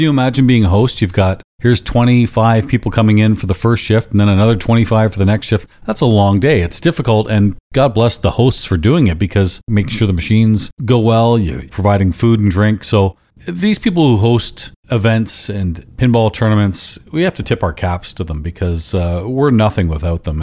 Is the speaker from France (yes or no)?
no; London, Ontario, Canada; also born or lived in Burlington, Ontario; my hometown of London, Ontario